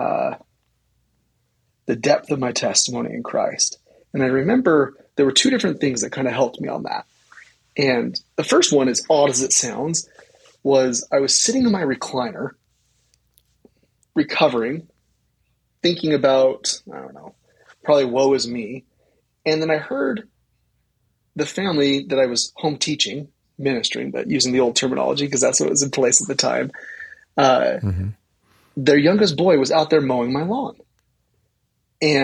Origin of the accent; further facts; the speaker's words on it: Rexburg, Idaho, United States; growing up in Rexburg, Idaho